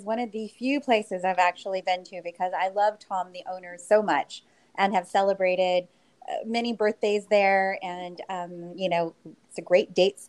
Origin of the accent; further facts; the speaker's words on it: Philippines; I'm Filipina